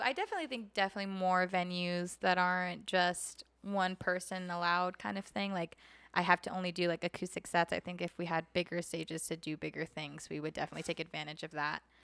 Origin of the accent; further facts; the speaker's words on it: Oceanside, California, United States; also born or lived in Minnesota; now in Las Vegas, United States; I grew up in Oceanside, California.